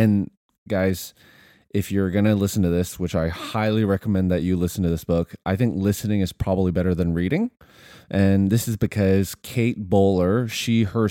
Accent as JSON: {"language": "English", "country": "Canada", "said": "we're Canadian."}